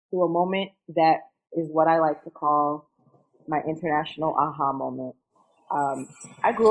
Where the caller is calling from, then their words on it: New Jersey, United States; I am calling in from the New York City area right now.